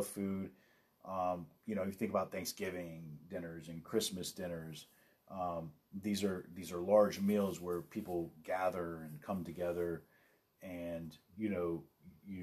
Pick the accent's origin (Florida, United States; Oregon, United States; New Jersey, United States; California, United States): California, United States; Los Angeles; I grew up